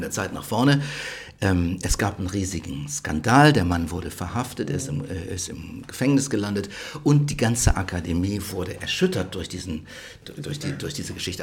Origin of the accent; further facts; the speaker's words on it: Rhineland, Germany; moved away as an adult; now in Stockholm, Sweden; ich komme aus dem Rheinland